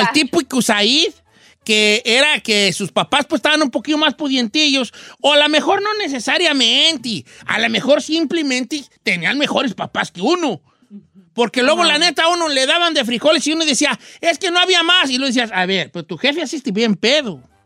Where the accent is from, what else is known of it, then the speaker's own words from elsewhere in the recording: La Piedad, Michoacán, Mexico; now in Los Angeles, United States; Yo soy de la Piedad, Michoacán